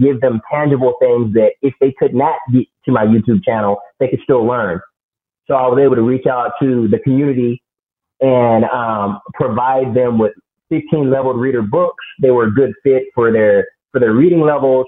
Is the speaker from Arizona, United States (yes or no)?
yes; Phoenix, Arizona, United States; moved away as an adult; now in Dallas, United States; I'm from West Phoenix, the bad part of Phoenix. Decided that I needed to leave where I was from, planted my roots in Dallas, Texas